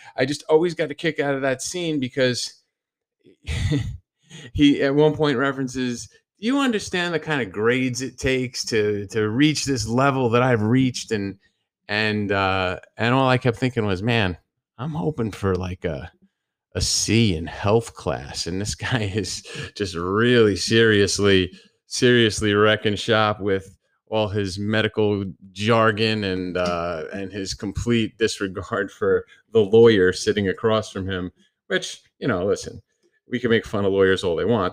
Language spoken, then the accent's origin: English; New Jersey, United States; moved away; people that I grew up with in New Jersey